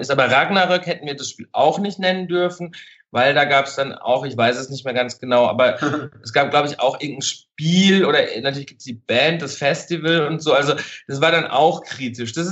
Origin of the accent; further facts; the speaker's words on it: Baden-Württemberg, Germany; Also ich komme ursprünglich aus dem Schwarzwald und hatte immer so Schwarzwaldbilder vor Augen